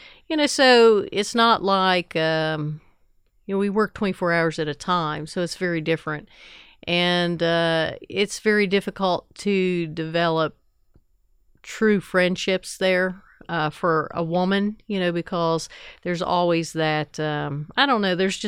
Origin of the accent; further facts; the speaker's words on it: Ironton, Ohio, United States; now in Huntington, United States; I live in Huntington. I grew up in Ironton, Ohio